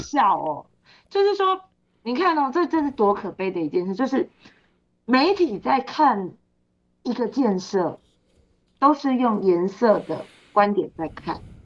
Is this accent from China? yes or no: no; Kaohsiung, Taiwan; 我们高雄人